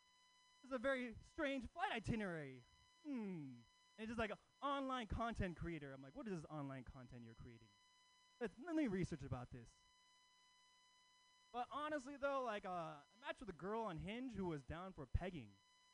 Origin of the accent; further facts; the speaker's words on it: Oakland, California, United States; But I'm actually not from San Francisco. I live in Oakland, you know, Oakland. Yeah, Oakland native across the East Bay.